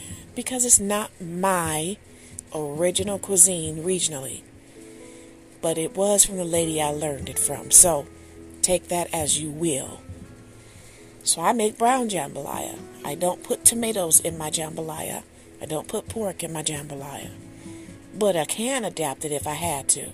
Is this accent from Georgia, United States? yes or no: no; Detroit, Michigan, United States; yes, I'm from Michigan, yes, I'm from Detroit, and I am from Detroit, born in Hutzel Hospital